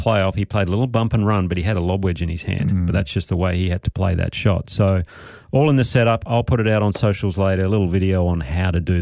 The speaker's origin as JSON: {"language": "English", "country": "Australia", "said": "I'm Australian."}